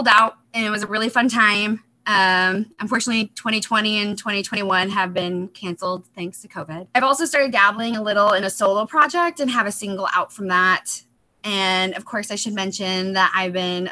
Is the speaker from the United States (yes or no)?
yes; Chicago, Illinois, United States; moved away as an adult; now in Seattle, United States; I grew up in the Chicago area